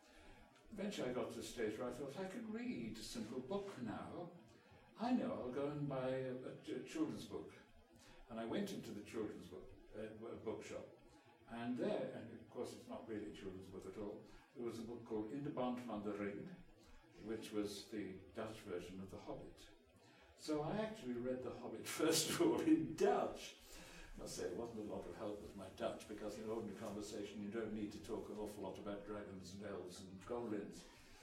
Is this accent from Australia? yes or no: no; England, United Kingdom; accent: English; Consequently, I've totally lost my English accent and everybody thinks I'm Canadian.